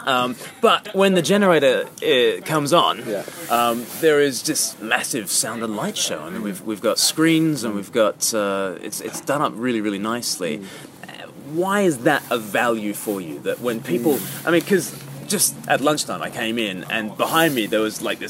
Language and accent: English; Australia; accent: Australian; as an Australian, my voice goes up at the end of a sentence